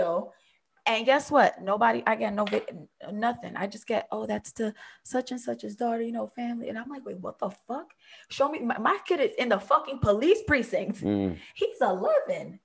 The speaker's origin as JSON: {"language": "English", "town": "Jersey City", "region": "New Jersey", "country": "United States", "tie": "born or raised there", "said": "I grew up in Jersey City."}